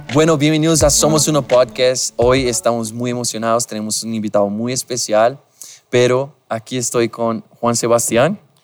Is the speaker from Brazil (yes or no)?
yes; Brazil; Spanish is a second language; moved away; soy brasileño